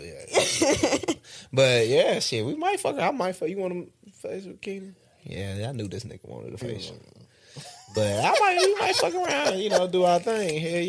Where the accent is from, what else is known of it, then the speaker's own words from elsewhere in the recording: Oak Hill, United States; Like, I'm from Oak Hill. That's the country.